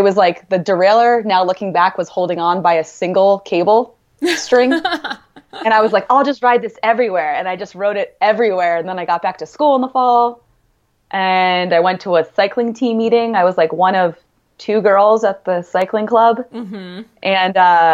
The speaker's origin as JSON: {"language": "English", "town": "Princeton", "region": "New Jersey", "country": "United States", "tie": "born or raised there", "also_born_or_lived": "New York / Wisconsin", "moved": "as an adult", "lives_now": "Boulder, United States", "said": "I grew up in Princeton, New Jersey"}